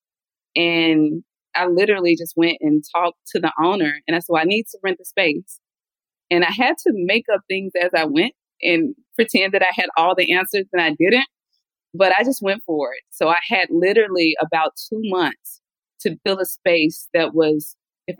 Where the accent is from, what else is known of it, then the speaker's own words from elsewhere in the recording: Mississippi, United States; now in Atlanta, United States; I am originally from Mississippi, now a proud resident of Atlanta, Georgia.